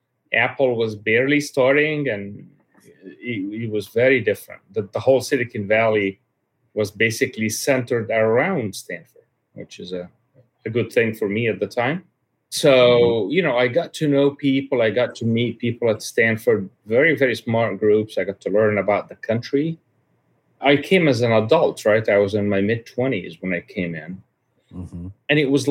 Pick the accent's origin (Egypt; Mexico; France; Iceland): Egypt; My father was a high-level official in the Egyptian government for quite a long tim